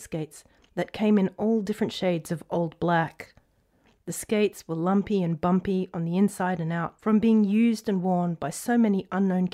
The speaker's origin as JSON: {"language": "English", "town": "Brisbane", "region": "Queensland", "country": "Australia", "tie": "born or raised there", "said": "growing up in Brisbane"}